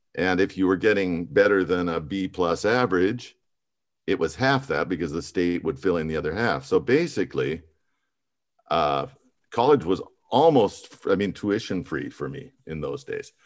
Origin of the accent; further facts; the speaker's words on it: Missoula, Montana, United States; now in Austria; I grew up in Missoula, Montana